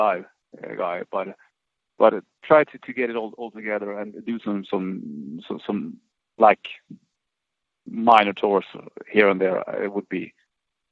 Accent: Sweden; born or raised there; now in Stockholm, Sweden

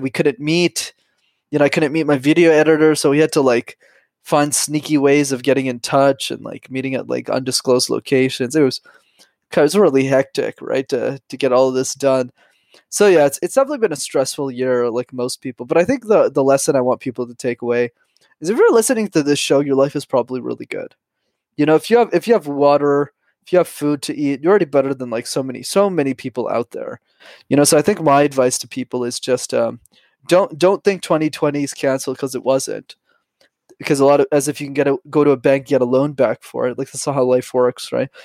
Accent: Montreal, Quebec, Canada; I'm born and raised in Montreal

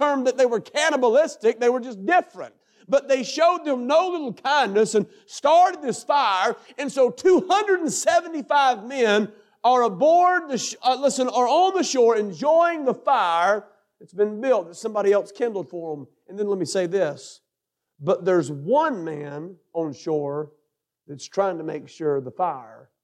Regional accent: North Carolina, United States; I come from North Carolina

